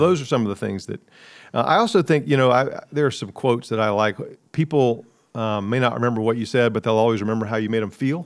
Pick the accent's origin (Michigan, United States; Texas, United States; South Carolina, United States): South Carolina, United States; Columbia; also born or lived in New York City; I grew up in Columbia, cheered against Clemson